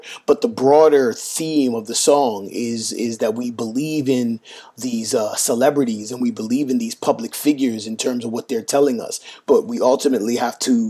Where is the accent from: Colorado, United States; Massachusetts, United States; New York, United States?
New York, United States; New York City; I grew up with in New York City